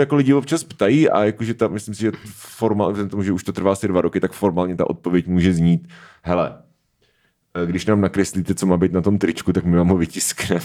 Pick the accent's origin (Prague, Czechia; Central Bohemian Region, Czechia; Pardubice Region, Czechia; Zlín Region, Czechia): Pardubice Region, Czechia; Svitavy; když jsem byl malý, tak ve Světavách bylo autorské čtení s Petrem Šabachem